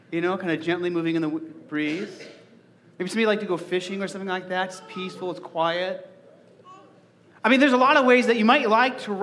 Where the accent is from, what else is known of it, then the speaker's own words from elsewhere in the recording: Arizona, United States; now in Nebraska, United States; growing up in Arizona